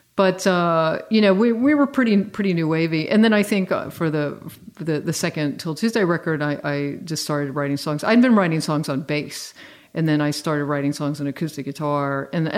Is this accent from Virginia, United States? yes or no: yes; Virginia, United States; I grew up in Virginia. It wasn't sort of a real hotbed of FM radio